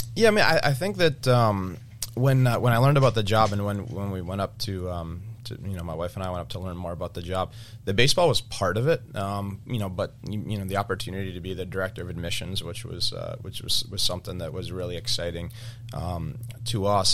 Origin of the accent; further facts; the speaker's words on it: Cape Cod, Massachusetts, United States; We grew up on the Cape